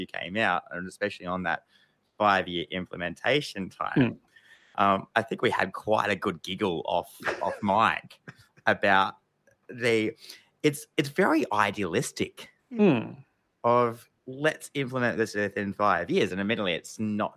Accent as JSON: {"language": "English", "town": "Geelong", "region": "Victoria", "country": "Australia", "tie": "born or raised there", "said": "my home town of Geelong"}